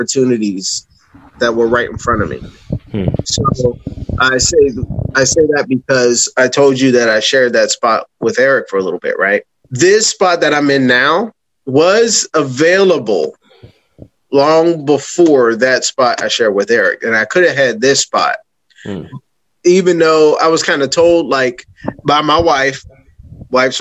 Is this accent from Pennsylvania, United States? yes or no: yes; Pittsburgh, Pennsylvania, United States; now in Delaware, United States; I'm from Pittsburgh, so I'm landlocked.